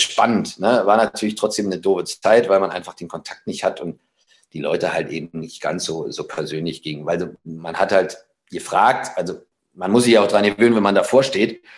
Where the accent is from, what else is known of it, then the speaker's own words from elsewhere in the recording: Frankfurt, Brandenburg, Germany; moved away as an adult; also born or lived in Eberswalde / Berlin / Leverkusen; meine Freunde, meine Jugend, meine Heimat, äh, Frankfurt-Oder, Eberswalde, also alles, was so im Umkreis war